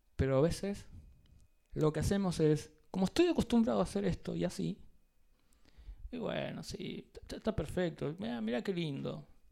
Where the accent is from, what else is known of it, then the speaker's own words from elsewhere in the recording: Argentina; como latinos, argentinos